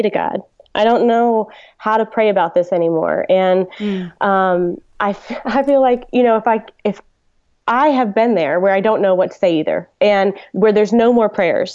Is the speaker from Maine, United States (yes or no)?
no; Dallas, Texas, United States; I grew up in Dallas